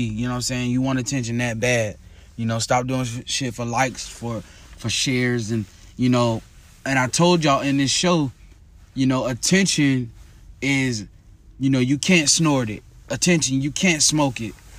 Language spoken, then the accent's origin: English; Tampa, Florida, United States; my hometown, Tampa, Florida